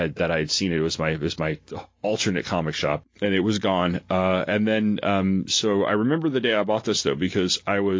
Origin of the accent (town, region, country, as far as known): Long Island, New York, United States; born or raised there